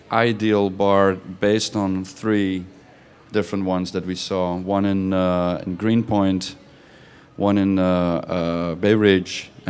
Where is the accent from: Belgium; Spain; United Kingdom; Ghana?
Belgium; I'm from Belgium